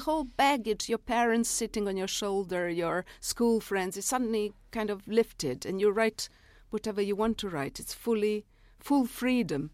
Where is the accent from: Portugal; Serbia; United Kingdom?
Serbia; first language Serbian; English is a second language; moved away as an adult